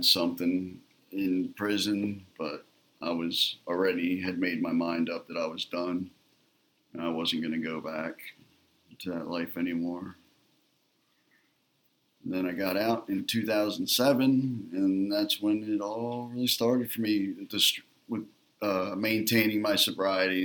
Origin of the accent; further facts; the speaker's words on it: Atlantic City, New Jersey, United States; I grew up in Atlantic City, New Jersey